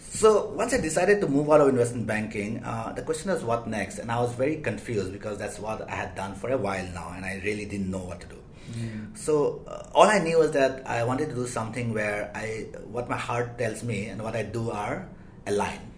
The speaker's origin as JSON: {"language": "English", "country": "India", "also_born_or_lived": "United States / London", "moved": "as an adult", "said": "I'm Asian, I'm Indian"}